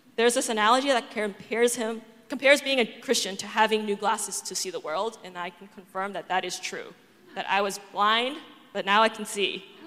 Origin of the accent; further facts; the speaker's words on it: Boston, Massachusetts, United States; I'm from Boston, and I grew up in an atheist household